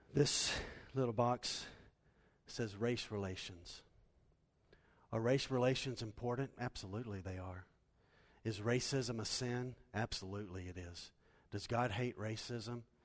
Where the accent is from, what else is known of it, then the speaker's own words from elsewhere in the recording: United States; We're American Christians